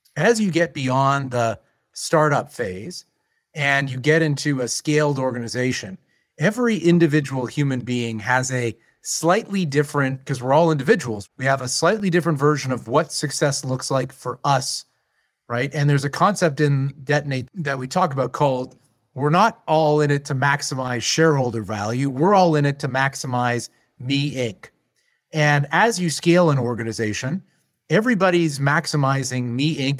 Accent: Canada; as a Canadian

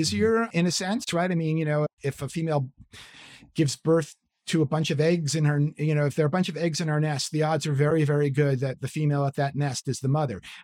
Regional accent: New York City, New York, United States; born or raised there; moved away

